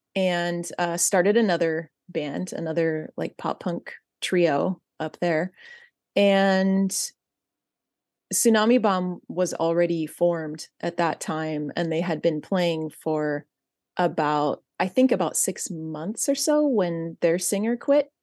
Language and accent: English; Central California, United States; I grew up in Central California